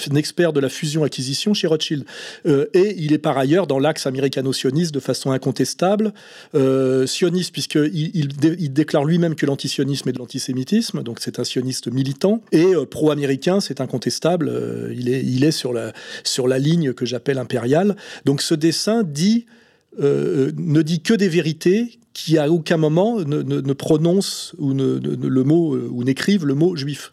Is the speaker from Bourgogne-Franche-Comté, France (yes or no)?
no; Aix-les-Bains, Auvergne-Rhône-Alpes, France; je suis né à Aix-les-Bains, qui est une, ville, petite ville de la Savoie